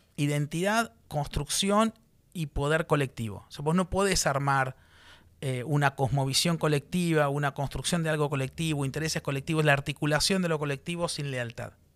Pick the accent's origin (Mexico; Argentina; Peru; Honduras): Argentina; me dispararon como argentino